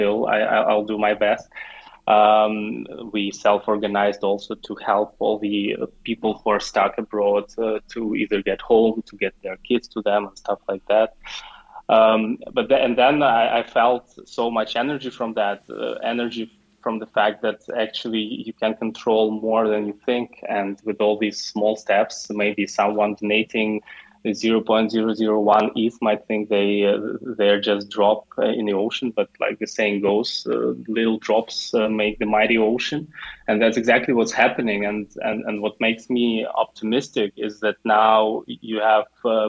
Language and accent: English; Ukraine; moved away as an adult; now in Dubai, United Arab Emirates; I'm from Ukraine, but I'm not in Ukraine. The last 10 years, I live in Dubai.